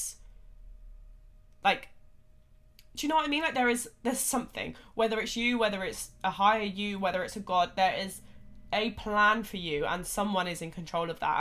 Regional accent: United Kingdom; us in the UK

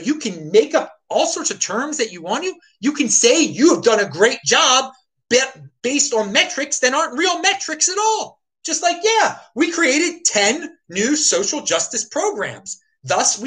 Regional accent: Baltimore, Maryland, United States; I'm from Baltimore City, home of some famous raves back in the day

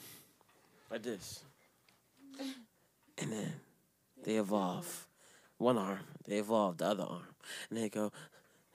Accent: Jamaica; I'm Jamaican to the core

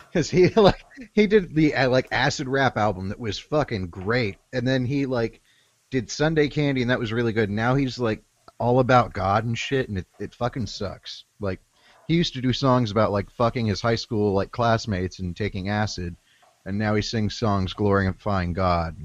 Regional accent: Oklahoma, United States; I'm from Oklahoma, I'm used to bombing

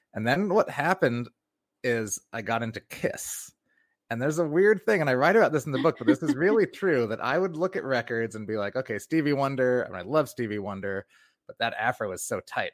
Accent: New York, United States; My dad's black, my mom's white. I'm from New York

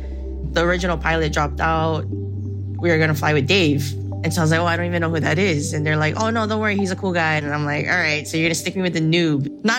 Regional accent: Kealakekua, Hawaii, United States; I'm from Kalakekua, Hawaii on the Big Island, which is South Kona.

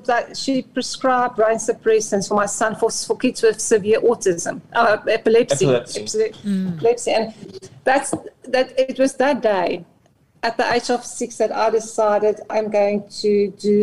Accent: South Africa; first language Afrikaans; English is a second language; moved away; I'm Afrikaans, so this English is my second language.

